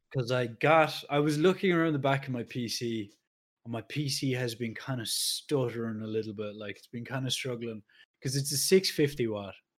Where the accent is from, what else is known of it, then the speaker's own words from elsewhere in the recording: Ireland; we're Irish